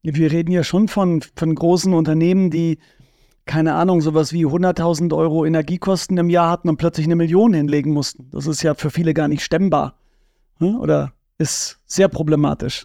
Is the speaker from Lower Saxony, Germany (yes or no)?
yes; Bad Bentheim, Lower Saxony, Germany; Ich bin ja in Bad Bentheim aufgewachsen.